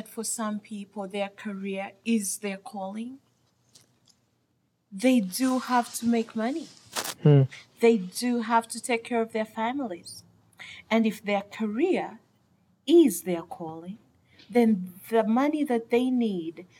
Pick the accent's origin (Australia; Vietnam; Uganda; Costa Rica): Uganda; I come from Uganda, my beautiful country, Uganda